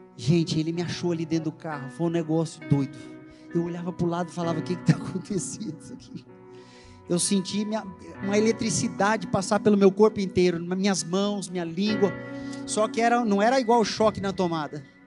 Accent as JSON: {"language": "Portuguese", "country": "Brazil", "said": "como um bom brasileiro assiste, que assiste novela da Globo"}